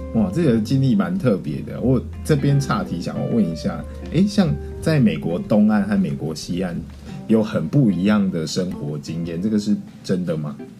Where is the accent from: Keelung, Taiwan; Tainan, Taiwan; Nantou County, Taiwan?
Tainan, Taiwan; 我是台南的小孩，然后从小到大都一直活在台南